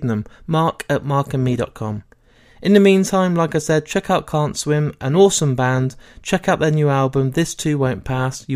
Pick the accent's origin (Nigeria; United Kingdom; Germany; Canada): United Kingdom; Leicester, East Midlands; my hometown in Leicester